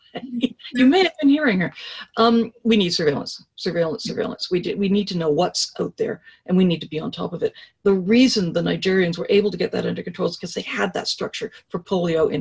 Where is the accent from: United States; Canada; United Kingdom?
Canada; I speak as a Canadian